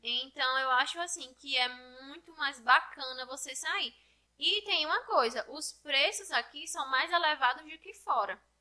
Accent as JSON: {"language": "Portuguese", "town": "Poço Branco", "region": "Rio Grande do Norte", "country": "Brazil", "tie": "born or raised there", "said": "Eu cresci aqui, né, em Poço Branco"}